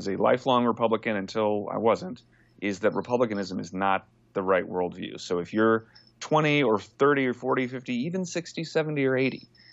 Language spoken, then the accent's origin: English; Texas, United States; I'm from Texas originally, and I was born and bred a conservative